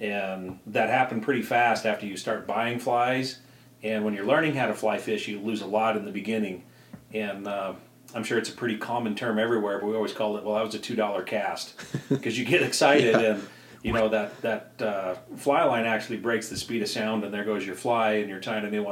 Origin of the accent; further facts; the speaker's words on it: Idaho, United States; growing up in Idaho